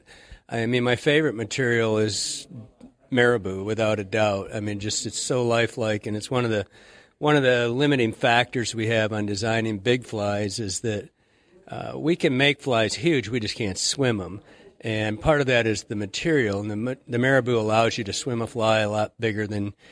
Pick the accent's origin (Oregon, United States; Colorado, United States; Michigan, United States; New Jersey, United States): Michigan, United States; moved away as an adult; now in Montana, United States; I grew up in Michigan